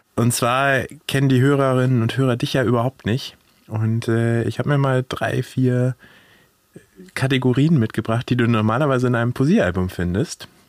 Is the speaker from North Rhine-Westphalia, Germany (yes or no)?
no; Hanover, Lower Saxony, Germany; accent: Hochdeutsch; now in Frankfurt, Germany; Ich komme ursprünglich aus Hannover, deswegen spreche ich auch ein wunderschönes Hochdeutsch